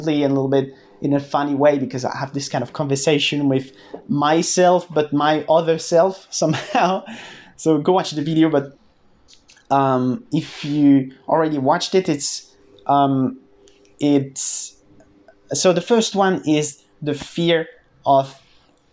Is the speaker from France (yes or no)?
yes; France; I'm from France